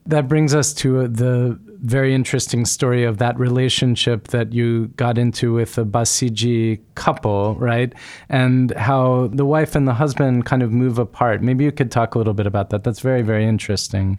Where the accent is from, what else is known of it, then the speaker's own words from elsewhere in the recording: United States; when I grew up in America, my childhood in my household